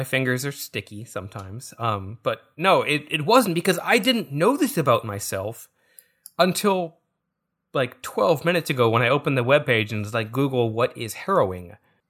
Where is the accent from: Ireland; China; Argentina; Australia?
China; born there; So, I actually kind of, like, moderately self-identify as Chinese. I was born in China.